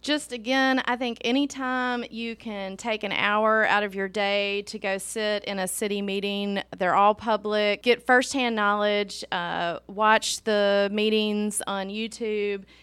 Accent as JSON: {"language": "English", "area": "Meridian and Jackson", "region": "Mississippi", "country": "United States", "tie": "born or raised there", "lives_now": "Hernando, United States", "said": "I grew up in Meridian in Jackson. I moved to Hernando"}